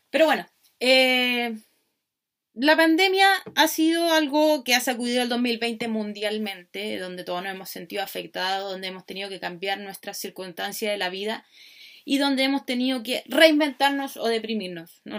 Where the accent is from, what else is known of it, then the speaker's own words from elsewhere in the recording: Chile; soy chilena, por lo tanto la mayoría de las reflexiones van a partir de donde vivo, de donde estoy, de donde soy.